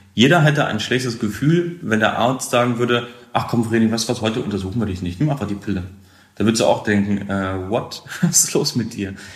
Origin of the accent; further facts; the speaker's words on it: Hameln, Lower Saxony, Germany; ich komme aus der Nähe von Hannover, aus dem Weserbergland, aus Hameln